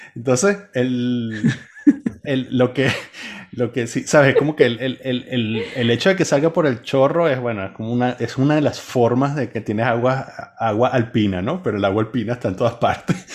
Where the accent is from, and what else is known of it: Venezuela; born or raised there; moved away